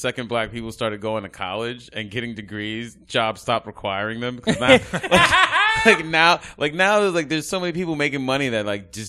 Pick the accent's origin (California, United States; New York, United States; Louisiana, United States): New York, United States; New York City; Oh, I'm from Brooklyn. I'm from. Oh, born and raised.